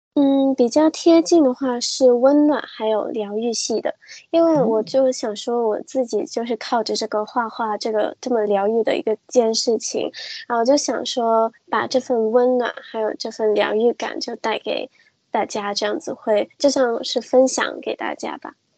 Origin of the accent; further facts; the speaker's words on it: Hong Kong; 我是一个，呃，来自香港的插画师。然后我自己的话其实是一个混血儿